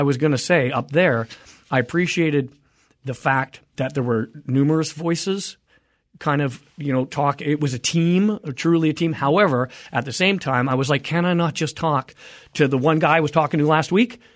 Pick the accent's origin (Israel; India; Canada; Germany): Canada; now in United States; I am a Canadian, I'm a dual